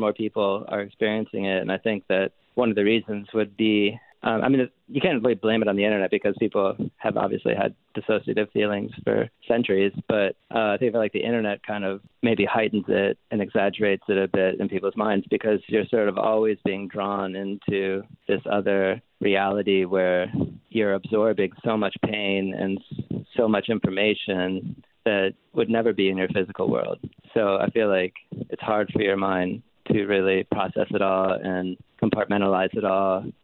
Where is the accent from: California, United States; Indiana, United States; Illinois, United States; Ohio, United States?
Ohio, United States; Rocky River; moved away; also born or lived in Georgia; I'm from a small, from like Rocky River, Ohio, which is a suburb of Cleveland.